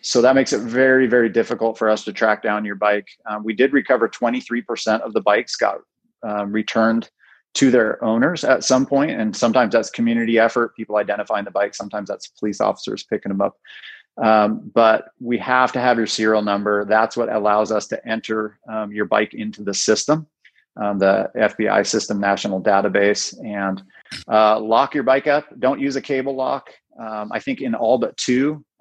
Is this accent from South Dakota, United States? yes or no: no; Bellingham, Washington, United States; Born and raised in Bellingham, went to BHS